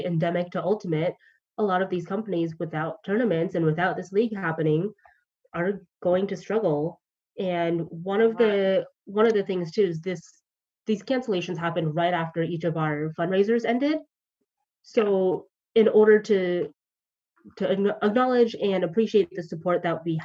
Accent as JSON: {"language": "English", "region": "Georgia", "country": "United States", "moved": "yes", "lives_now": "Los Angeles, United States", "said": "I'm from Georgia"}